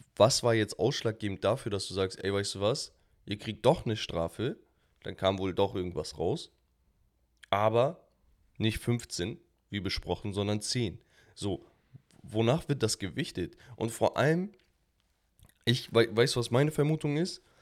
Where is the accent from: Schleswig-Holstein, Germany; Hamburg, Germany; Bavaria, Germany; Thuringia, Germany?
Hamburg, Germany; als Hamburger